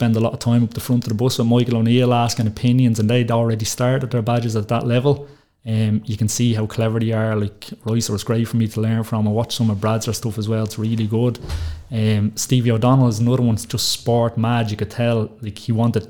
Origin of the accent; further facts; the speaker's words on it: Tallaght, Leinster, Ireland; I'm from Tala.